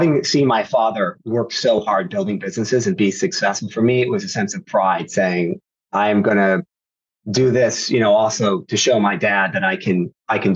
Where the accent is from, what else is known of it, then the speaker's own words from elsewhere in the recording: Sacramento, California, United States; family's from Sacramento. So I'm in Northern California, always born and raised.